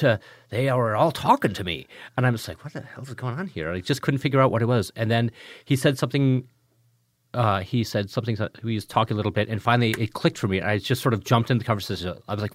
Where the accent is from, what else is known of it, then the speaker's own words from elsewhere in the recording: Richland Center, Wisconsin, United States; also born or lived in Chicago; When I was growing up, I was born in Chicago, mm-hmm. and we moved when I was 3 years old. We moved from Chicago to a small town in southwest Wisconsin called Richland Center.